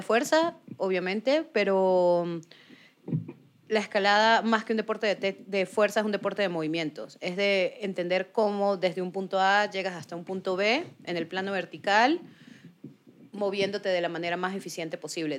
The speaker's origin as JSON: {"language": "Spanish", "country": "Venezuela", "tie": "born or raised there", "moved": "as an adult", "lives_now": "Bogotá, Colombia", "said": "yo nací en Venezuela. Mi papá es colombiano. Él nació en el Socorro Santander. Y pues tengo las dos nacionalidades y hace casi nueve años vivo en Bogotá."}